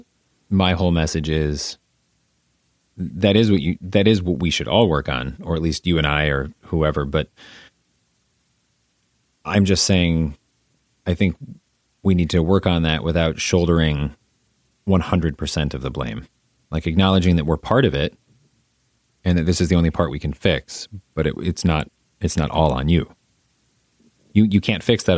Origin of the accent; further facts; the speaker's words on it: Midwest, United States; I'm a Midwesterner